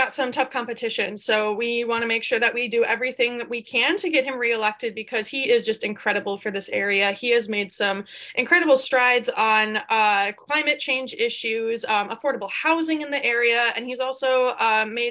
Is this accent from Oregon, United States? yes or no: no; Greenfield, Wisconsin, United States; moved away as an adult; now in Green Bay, United States; I live in Green Bay right now, but I'm not originally from Green Bay. I grew up in the Milwaukee area in Greenfield